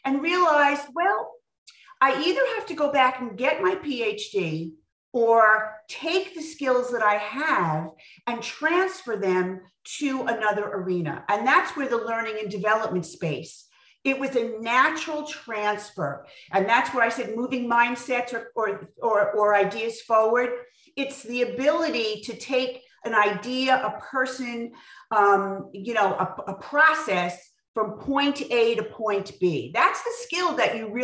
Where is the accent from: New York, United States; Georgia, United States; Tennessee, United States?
New York, United States; Long Island; now in Westchester, United States; I grew up in Long Island